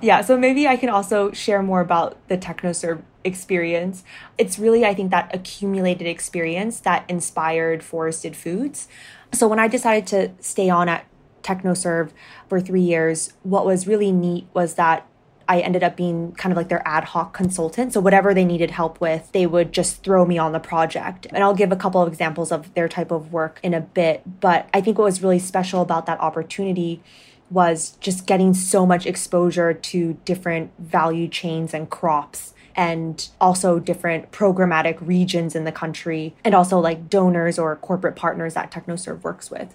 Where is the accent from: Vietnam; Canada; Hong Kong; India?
Hong Kong; moved away as an adult; also born or lived in United States / Ethiopia; I grew up in Hong Kong, so very cosmopolitan, and then went to the United States for my undergrad